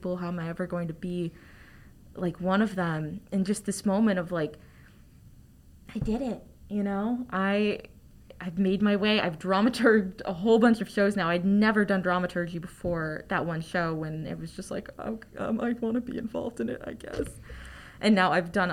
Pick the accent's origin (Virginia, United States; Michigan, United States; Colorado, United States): Virginia, United States; Northern; I'm a theater major. I'm from Northern Virginia.